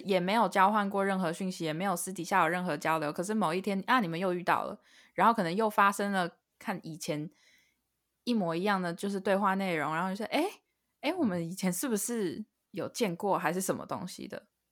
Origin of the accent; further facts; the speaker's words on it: Taiwan; now in United States; 我明明是台湾人，可是我长期不住在台湾